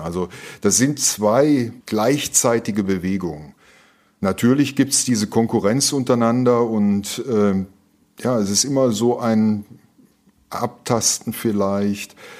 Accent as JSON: {"language": "German", "town": "Duisburg", "region": "North Rhine-Westphalia", "country": "Germany", "tie": "born or raised there", "also_born_or_lived": "Cologne", "said": "bin in Duisburg geboren"}